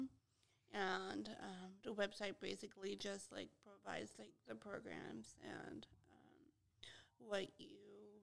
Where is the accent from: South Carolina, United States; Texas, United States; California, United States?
California, United States; San Jose; also born or lived in Sacramento, California; now in Fresno, United States; I grew up in San Jose